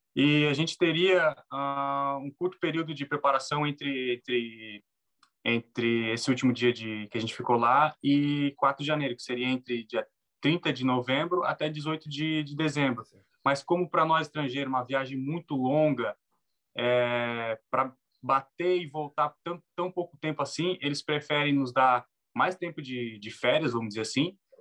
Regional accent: Brazil; moved away as an adult; now in Finland

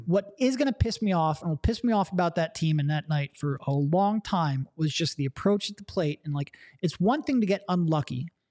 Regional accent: Allentown, Pennsylvania, United States; I grew up in the Allentown area

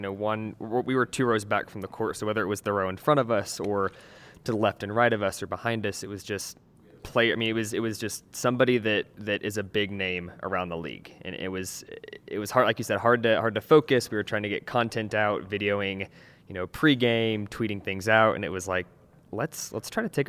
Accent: Florida, United States; Said, I'm from Florida. I'm used to this heat.

